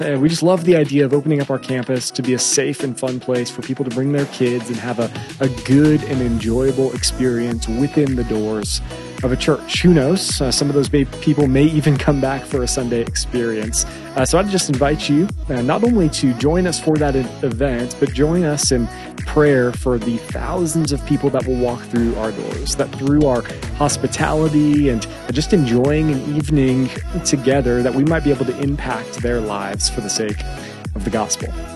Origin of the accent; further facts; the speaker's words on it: Phoenix, Arizona, United States; also born or lived in Chicago; Growing up in Phoenix